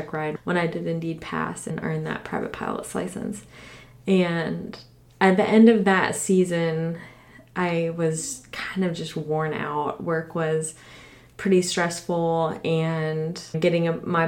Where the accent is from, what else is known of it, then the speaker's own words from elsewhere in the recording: Orlando, Florida, United States; I grew up in Orlando, Florida